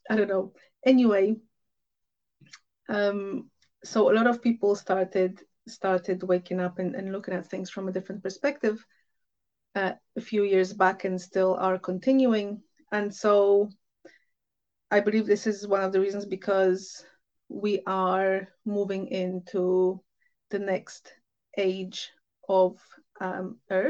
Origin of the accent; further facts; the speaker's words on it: Poland; moved away; I'm from Poland originally